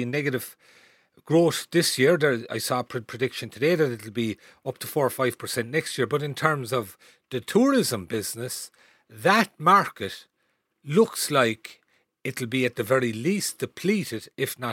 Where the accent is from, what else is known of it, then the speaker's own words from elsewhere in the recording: Cahersiveen, Munster, Ireland; moved away; I grew up there in Carsaveen myself